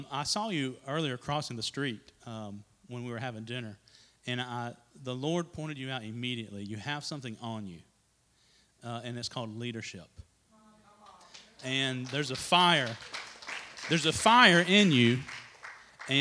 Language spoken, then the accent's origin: English; Trinity, North Carolina, United States; I grew up here in the Trinity area, which is not very far down the road, on a little tobacco farm